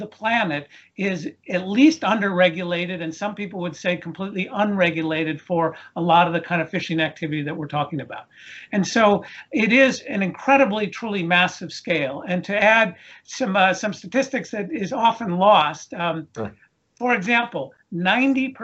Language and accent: English; East Coast of the United States, United States; We grew up here in the East Coast of the United States